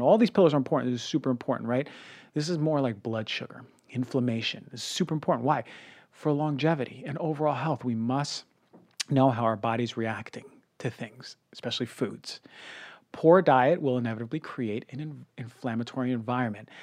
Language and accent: English; New York, United States; I'm a New Yorker